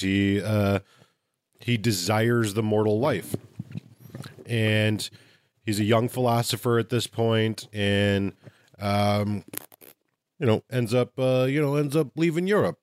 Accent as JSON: {"language": "English", "region": "Midwest", "country": "United States", "said": "I'm from the Midwest"}